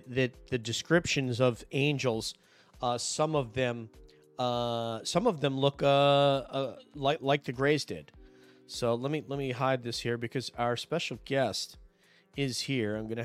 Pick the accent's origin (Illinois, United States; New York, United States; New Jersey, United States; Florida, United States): New York, United States; I'm from New York